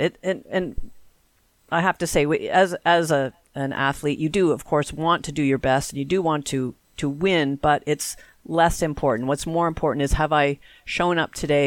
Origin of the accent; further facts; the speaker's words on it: Canada; we are Canadian after all.